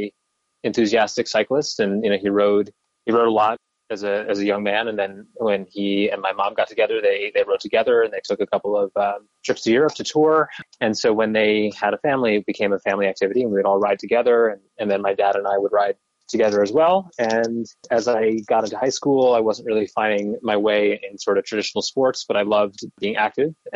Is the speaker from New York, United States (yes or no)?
yes; New York City, New York, United States; I grew up in Brooklyn